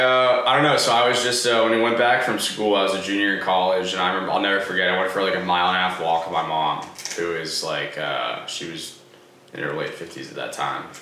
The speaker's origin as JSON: {"language": "English", "town": "Easton", "region": "Massachusetts", "country": "United States", "said": "I'm from Easton, Massachusetts."}